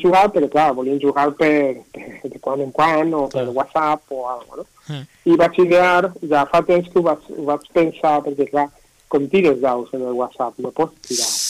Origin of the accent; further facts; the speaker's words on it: Castellón de la Plana, Valencian Community, Spain; yo originalment soc de Castelló